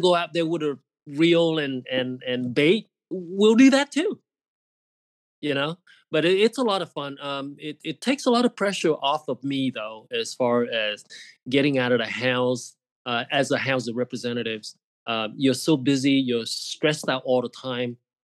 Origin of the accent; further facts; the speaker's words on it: California, United States; moved away as an adult; also born or lived in Irvine, California; now in Phoenix, United States; I grew up in California. I went to high school in California